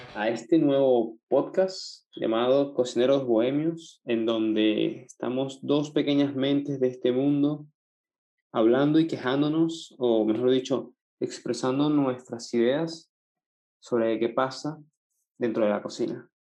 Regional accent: Venezuela; nosotros somos dos venezolanos hablando mierda de la ciudad donde crecimos

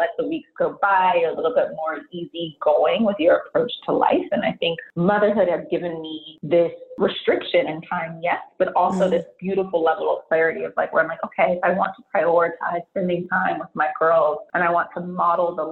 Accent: San Francisco Bay Area, California, United States; born and raised in the San Francisco Bay Area

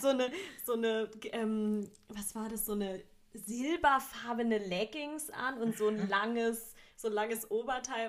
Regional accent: Baden-Württemberg, Germany; bei uns in, in Baden-Württemberg

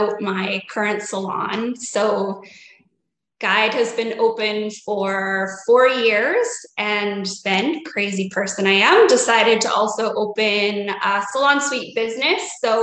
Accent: Saskatoon, Saskatchewan, Canada; I am from Saskatoon, Saskatchewan in Canada.

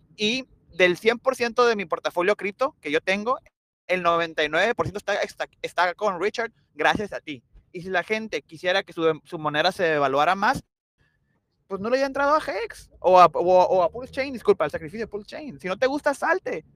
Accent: Mexico; como mexicano

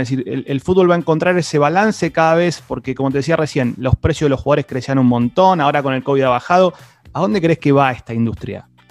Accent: Argentina; yo soy de Argentina

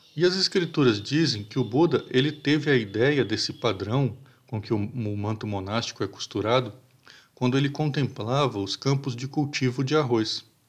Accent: Brazil; nós como, como brasileiros

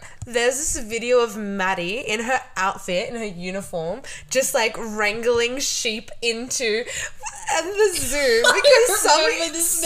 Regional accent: Sydney, New South Wales, Australia; now in Wollongong, Australia; I'm from the burbs of Western Sydney.

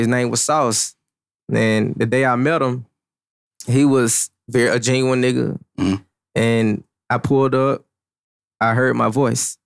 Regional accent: Birmingham, Alabama, United States; I'm from North Birmingham, Alabama. I grew up in North Birmingham, right across the street from the center

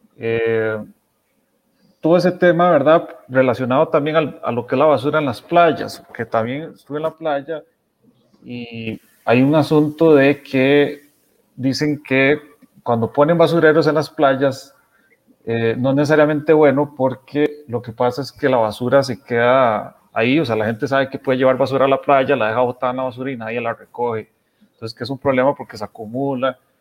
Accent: Costa Rica; como costarricenses

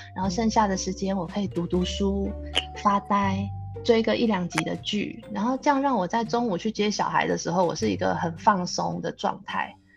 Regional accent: Taiwan; also born or lived in New Zealand; now in Singapore; 我们就是台湾人，嗯。所以现在我们都介绍说我们是台湾人，可是我们住纽西兰很长一段时间了，然后我们是从，也是从纽西兰过来的台湾人这样

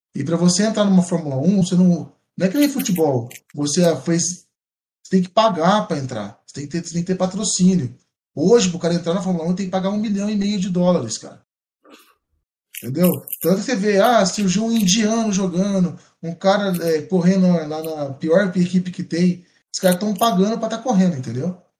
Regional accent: São João da Boa Vista, São Paulo, Brazil; eu sou de São Boa Vista, eu tô mais próximo de Mogi Guaçu

